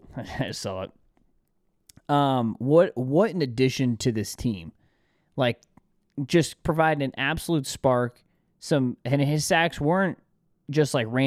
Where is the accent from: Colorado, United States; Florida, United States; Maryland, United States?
Florida, United States; We're from Florida.